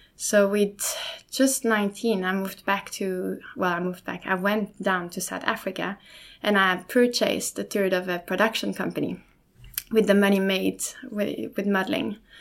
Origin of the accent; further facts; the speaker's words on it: Lausanne, Vaud, Switzerland; first language German and French; English is a second language; now in Sweden; I was born in Switzerland, in Lausanne, from two um, from two parents, obviously